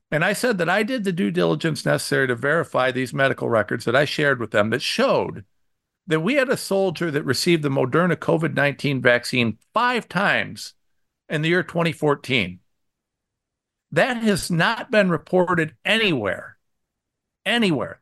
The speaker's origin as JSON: {"language": "English", "region": "Ohio", "country": "United States", "said": "I'm from Ohio"}